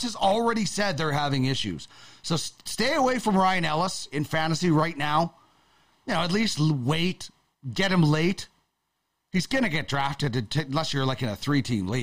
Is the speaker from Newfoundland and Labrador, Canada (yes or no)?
no; Manitoba, Canada; I grew up in Manitoba.